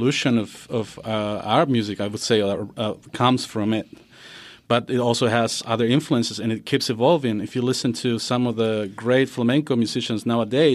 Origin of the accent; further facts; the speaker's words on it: Bolivia; I'm from Bolivia